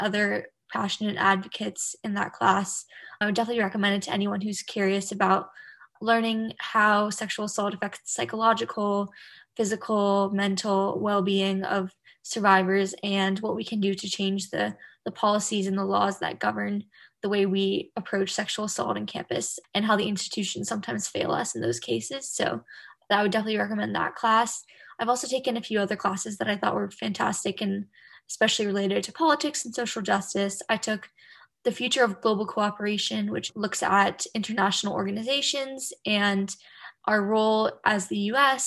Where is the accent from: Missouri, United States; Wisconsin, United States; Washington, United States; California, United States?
California, United States; Bay Area; I'm originally from the Bay Area, California.